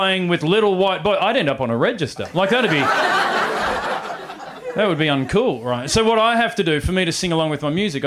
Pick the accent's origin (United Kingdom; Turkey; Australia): Australia; accent: Australian; I'm from Australia. Hello. I should explain my accent. This is how we speak